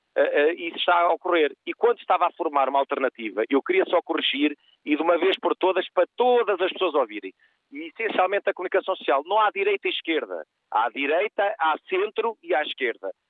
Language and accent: Portuguese; Portugal; also born or lived in Faro; nós todos somos portugueses